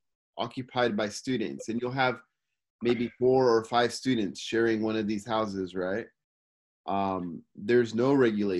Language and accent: English; Simi Valley, California, United States; now in Tokyo, Japan